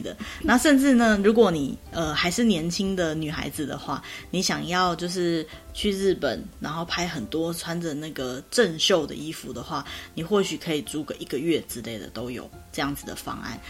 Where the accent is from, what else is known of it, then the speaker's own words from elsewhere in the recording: Taiwan; 我们台湾人就是通常家里也都没有浴衣啦